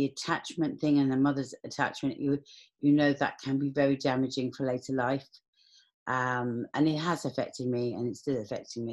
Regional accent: London, United Kingdom; I was born in Camden Town in 1972.

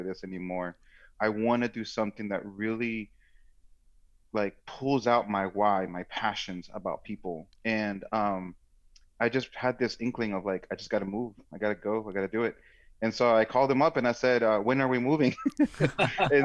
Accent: Washington, District of Columbia, United States; moved away as an adult; also born or lived in Silver Spring, Maryland / Dallas, Texas / Boston, Massachusetts / Phoenix, Arizona; I grew up in Washington, D.C., and actually the actual capital. A few years later, I think in my early teens, I moved

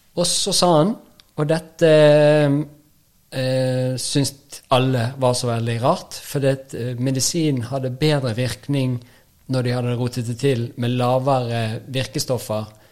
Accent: Bergen, Vestland, Norway; moved away; Jeg kommer jo fra Bergen, så det er jo en egen, eget land

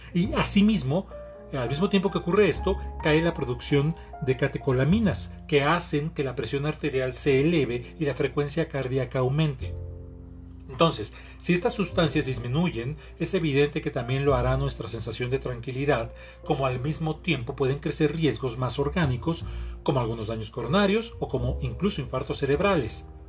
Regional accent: Mexico; Soy terapeuta mexicano

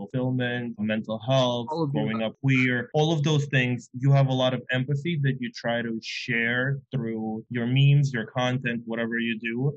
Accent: Moscow, Russia; now in New York, United States; I am from Moscow, even though it's a big town. It's in Russia

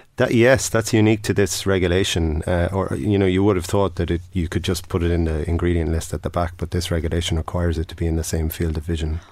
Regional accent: Tipperary, Munster, Ireland; I'm from Tipperary

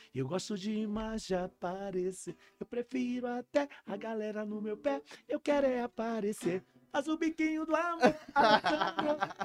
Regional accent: São Luís, Maranhão, Brazil; eu praticamente cresci minha vida toda na Coab

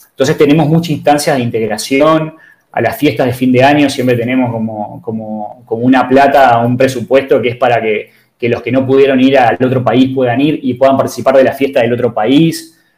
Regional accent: Uruguay; yo soy uruguayo, este, me crié en Uruguay, eh, tengo determinado mindset uruguayo

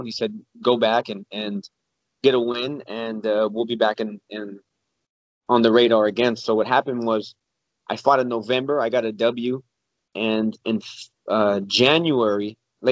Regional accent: San Antonio, Texas, United States; I would love to fight in front of my hometown

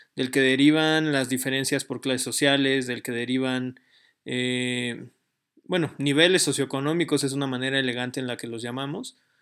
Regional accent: Mexico; nuestro país

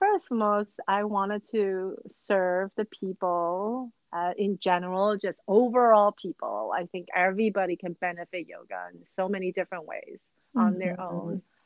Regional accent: New Jersey, United States; also born or lived in Taiwan; I was born in Taiwan, and my mom and I and my brothers moved to New Jersey when I was in sixth grade.

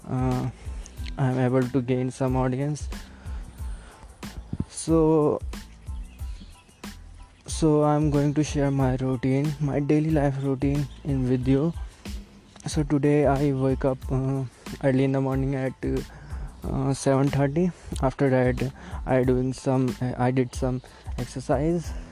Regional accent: Delhi, India; English is a second language; moved away as an adult; now in Hyderabad, India; I'm from Delhi. Actually I used to live there. I am currently studying in Hyderabad and uh, my English is not so good

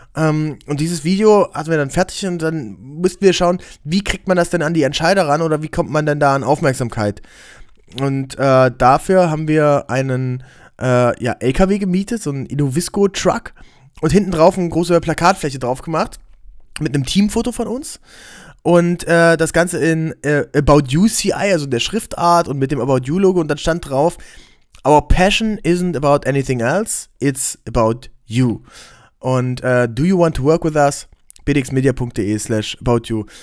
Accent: Aken, Saxony-Anhalt, Germany; wo ich herkomme, aus Aachen an der Elbe

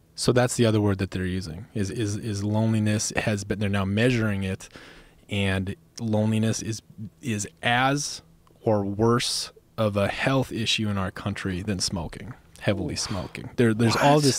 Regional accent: Minnesota, United States; also born or lived in Montana; now in Bozeman, Montana, United States; where I grew up in Minnesota

